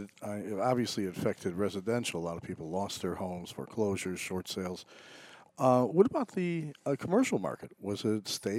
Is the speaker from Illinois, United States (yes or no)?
yes; Chicago, Illinois, United States; now in Boca Raton, United States; where I grew up in Chicago